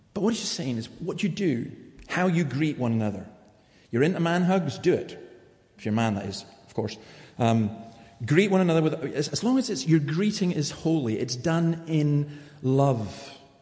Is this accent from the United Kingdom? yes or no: yes; Scotland, United Kingdom; I'm saying that as a Scot.